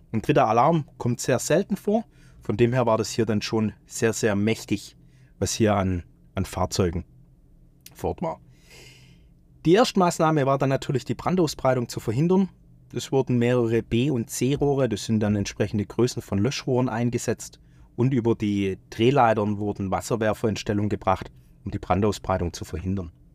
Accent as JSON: {"language": "German", "town": "Stuttgart", "region": "Baden-Württemberg", "country": "Germany", "tie": "born or raised there", "said": "in meiner Heimatstadt stattgefunden, in Stuttgart"}